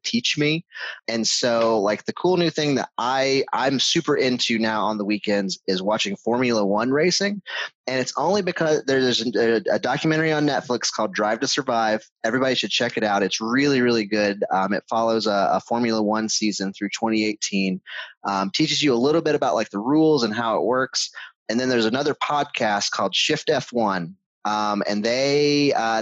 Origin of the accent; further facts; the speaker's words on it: North Carolina, United States; I grew up in North Carolina